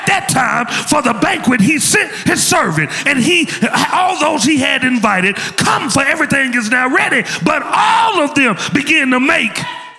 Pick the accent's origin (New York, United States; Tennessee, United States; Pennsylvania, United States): Tennessee, United States; Memphis; I'm from Memphis, we do a slow down there.